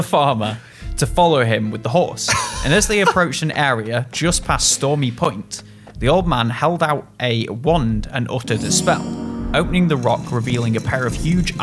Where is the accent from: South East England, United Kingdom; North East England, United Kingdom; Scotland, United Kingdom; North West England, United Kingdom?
North West England, United Kingdom; Macclesfield; my hometown and the surrounding area